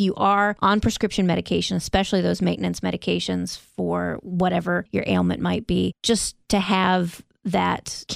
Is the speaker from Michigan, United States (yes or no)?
yes; Michigan, United States; now in North Carolina, United States; I'm from Michigan